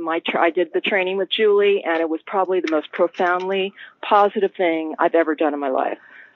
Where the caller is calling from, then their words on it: Topanga, California, United States; I am calling from Topanga, Southern California.